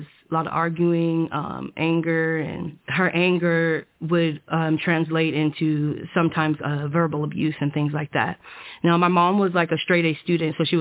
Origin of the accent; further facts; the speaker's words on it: Oceanside, California, United States; I grew up in Oceanside, California